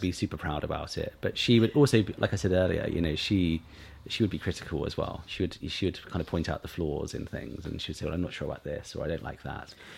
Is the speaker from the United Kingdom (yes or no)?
yes; East Cowes, South East England, United Kingdom; also born or lived in Sandown; we grew up in East Cowes